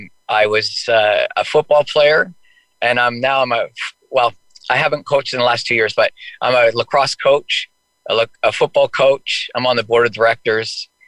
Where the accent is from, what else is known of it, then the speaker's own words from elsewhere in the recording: White Rock, British Columbia, Canada; also born or lived in New Westminster, British Columbia / Langley, British Columbia; I was born in New Westminster, British Columbia. Grew up in White Rock.